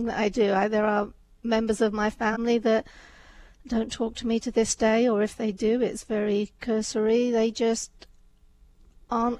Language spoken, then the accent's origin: English; England, United Kingdom; also born or lived in India; I was born in India, but my family moved to England before I was 2.